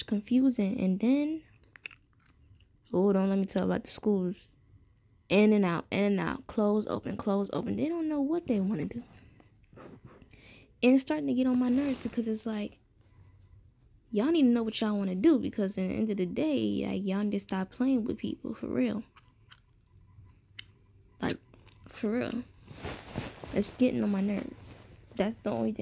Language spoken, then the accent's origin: English; New York City, New York, United States; moved away as an adult; I'm from Brooklyn. That's always my home